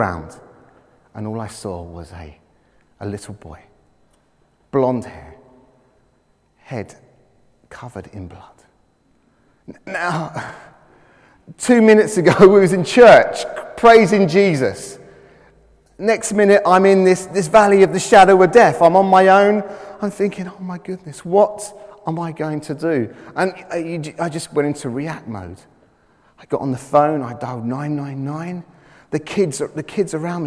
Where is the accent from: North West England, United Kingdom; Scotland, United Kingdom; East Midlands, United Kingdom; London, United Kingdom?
London, United Kingdom; I was brought up in the East End of London. And I spent my childhood playing on roofs.